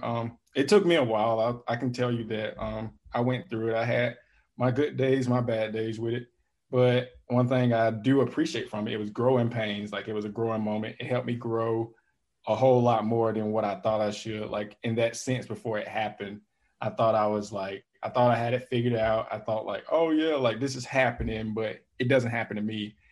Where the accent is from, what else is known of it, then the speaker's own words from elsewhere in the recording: Calhoun Falls, South Carolina, United States; moved away; I'm from South Carolina, a little small town in South Carolina called Calhoun Falls